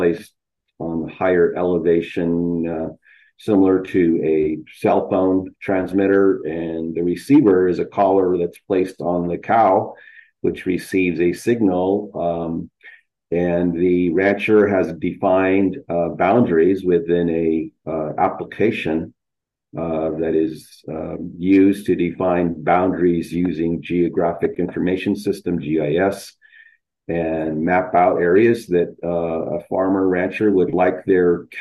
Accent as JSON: {"language": "English", "town": "Isleta Pueblo", "region": "New Mexico", "country": "United States", "said": "am from the Pueblo of Isleta, which is a tribal community south of Albuquerque, New Mexico, right within the Rio Grande Valley"}